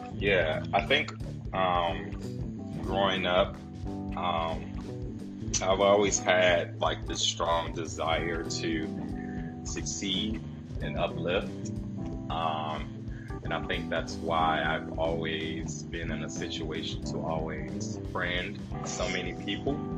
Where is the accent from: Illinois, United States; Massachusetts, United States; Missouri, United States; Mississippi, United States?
Illinois, United States; Chicago; we, we grew up in Chicago. We grew up in it